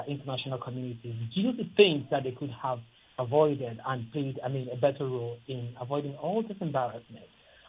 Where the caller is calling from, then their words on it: Ikeja, Lagos, Nigeria; calling from Ikeja.